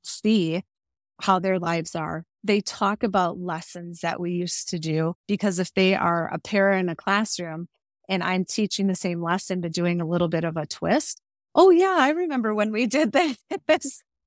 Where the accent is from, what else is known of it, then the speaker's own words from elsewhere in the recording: Cudahy, Wisconsin, United States; moved away as an adult; also born or lived in Winona, Minnesota / Rosebud Reservation, South Dakota; now in Rosebud, South Dakota, United States; I'm originally from Cudahy, Wisconsin, which is a suburb of Milwaukee